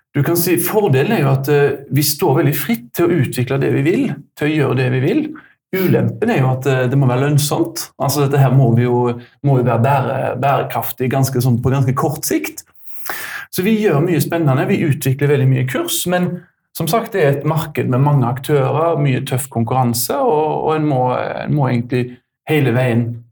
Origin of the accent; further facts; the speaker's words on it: Haugesund, Rogaland, Norway; kommer fra Haugesund